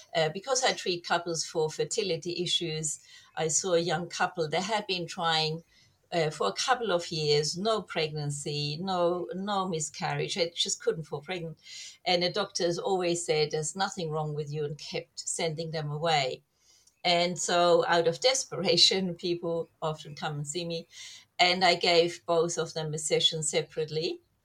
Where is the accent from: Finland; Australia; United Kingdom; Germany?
Germany; moved away; I grew up in Germany